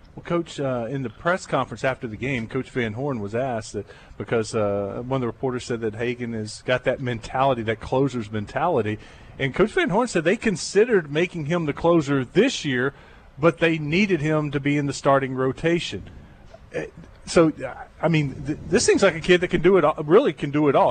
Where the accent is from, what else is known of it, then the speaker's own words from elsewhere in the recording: Jacksonville, Texas, United States; moved away; Jacksonville, Texas, my hometown